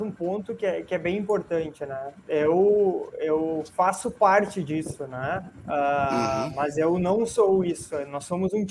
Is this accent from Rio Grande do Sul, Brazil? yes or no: yes; Sapiranga, Rio Grande do Sul, Brazil; Sim, sou de Sapiranga, uma cidade do interior do Rio Grande do Sul, Uh, nascido aqui, agora moro numa cidade vizinha.